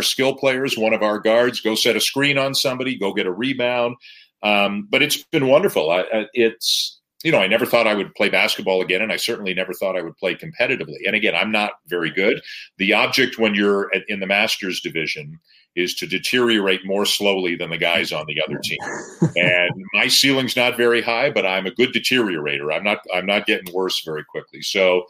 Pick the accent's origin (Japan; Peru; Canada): Canada; I'm Canadian.